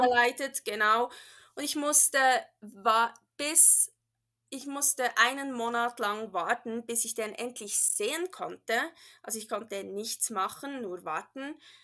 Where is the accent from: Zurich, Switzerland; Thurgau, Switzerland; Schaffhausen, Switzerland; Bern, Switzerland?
Bern, Switzerland; accent: Swiss / Bernese German; first language Bernese German; German is a second language; also born or lived in California; now in Reno, United States; ich bin ja in der Schweiz aufgewachsen